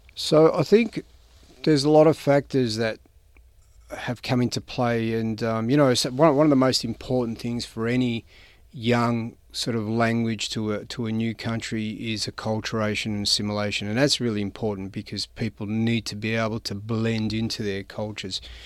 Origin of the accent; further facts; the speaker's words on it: St Albans, Victoria, Australia; also born or lived in Karlsruhe, Germany / Croatia; my education kind of began in a town or a suburb called St Albans